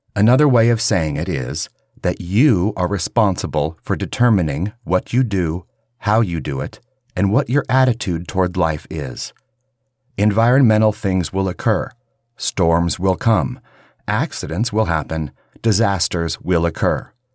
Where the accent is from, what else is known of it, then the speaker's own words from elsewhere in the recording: Kansas, United States; growing up in Kansas, we had a few Christians